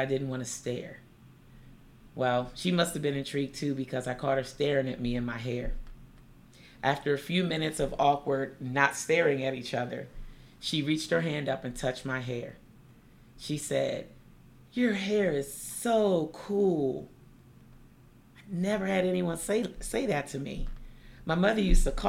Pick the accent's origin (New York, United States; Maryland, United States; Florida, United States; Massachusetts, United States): Maryland, United States; Seat Pleasant; my hometown of Sea Pleasant, Maryland